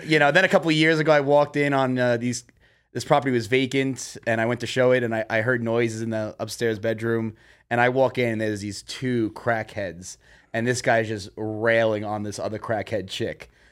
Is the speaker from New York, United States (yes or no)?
yes; New York City, New York, United States; I'm from New York City